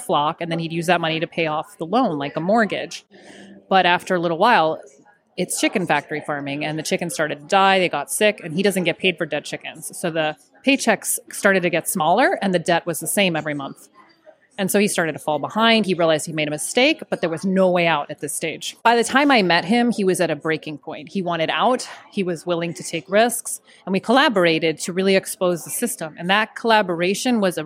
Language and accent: English; Florida, United States; I grew up in Florida, and we had ducks in my backyard, actually